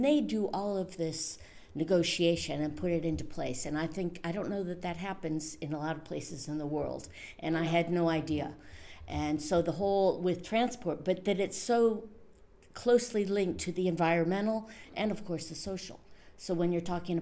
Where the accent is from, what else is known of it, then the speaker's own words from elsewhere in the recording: Ohio, United States; moved away as an adult; now in Strasbourg, France; where I grew up in Ohio